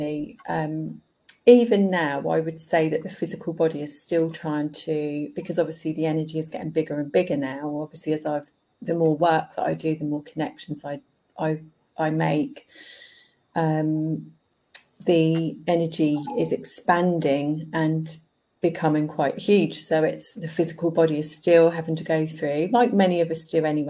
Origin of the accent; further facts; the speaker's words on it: Ipswich, East of England, United Kingdom; I was born in Ipswich in Suffolk. Yeah. In East Anglia.